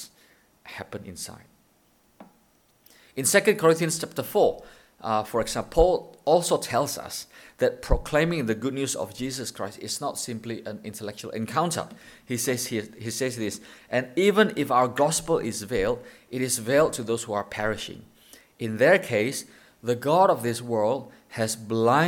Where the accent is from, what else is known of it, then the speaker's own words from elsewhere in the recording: Indonesia; now in Thailand; We're from Indonesia.